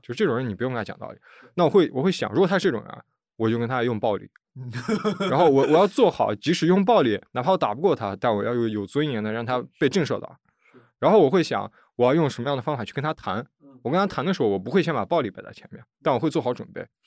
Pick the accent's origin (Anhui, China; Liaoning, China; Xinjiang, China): Xinjiang, China; Urumqi; first language Chinese; moved away as an adult; now in Beijing, China; 这是我家，呃，大拇指的指根，然后这是吴龙旗